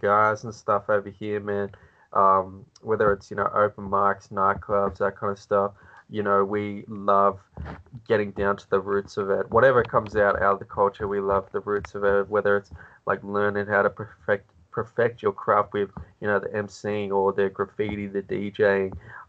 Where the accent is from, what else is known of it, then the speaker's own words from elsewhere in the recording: Australia; being Australian